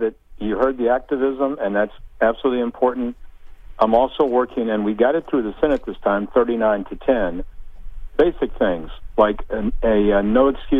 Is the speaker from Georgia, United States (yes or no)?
no; Pennsylvania, United States; now in Indiana, United States; I grew up in Pennsylvania.